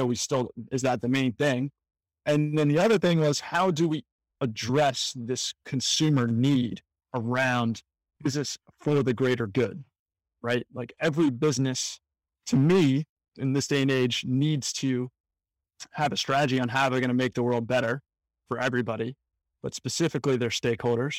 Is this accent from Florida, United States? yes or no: no; Washington, District of Columbia, United States; I was working at a company called EverFi in my hometown of Washington, D.C.